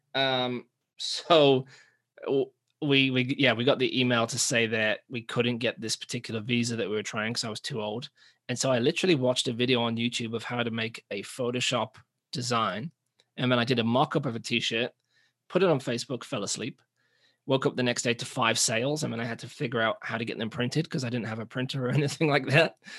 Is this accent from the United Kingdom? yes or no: yes; England, United Kingdom; moved away as an adult; now in New Zealand; we're from England, but we're living in New Zealand